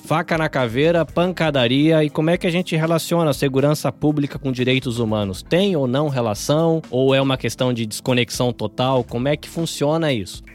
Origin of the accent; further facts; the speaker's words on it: interior of São Paulo, Brazil; moved away; also born or lived in Salvador, Bahia; Apesar de nascido em Salvador, eu cresci no interior de São Paulo